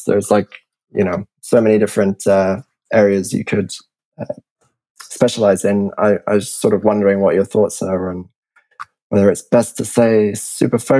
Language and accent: English; England, United Kingdom; I'm English